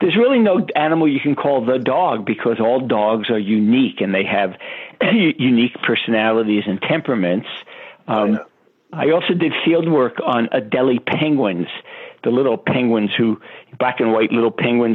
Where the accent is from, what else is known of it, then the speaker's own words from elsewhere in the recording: New York City, New York, United States; I grew up in Brooklyn, New York